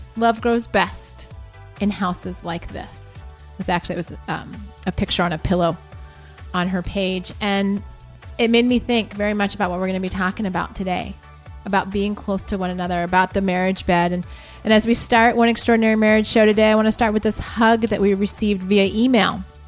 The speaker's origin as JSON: {"language": "English", "town": "Columbus", "region": "Ohio", "country": "United States", "tie": "born or raised there", "moved": "yes", "said": "Columbus, Ohio, my hometown."}